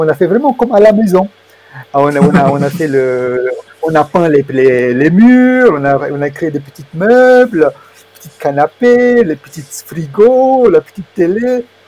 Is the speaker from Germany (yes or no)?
yes; Germany; moved away as an adult; also born or lived in Romania / Switzerland; je suis né en Roumanie et j'ai grandi en Allemagne en fait euh, à partir de l'âge de 7 ans jusqu'à mon bac